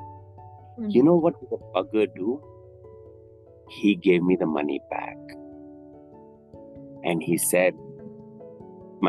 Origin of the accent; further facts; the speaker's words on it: Bangkok, Thailand; I'm from Bangkok. Thailand? Yeah, I'm from Thailand.